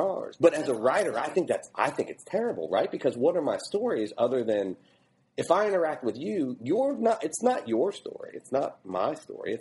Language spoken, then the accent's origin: English; Ohio, United States; moved away as an adult; also born or lived in Austin / Berkeley / Boston / Kentucky; I grew up in Ohio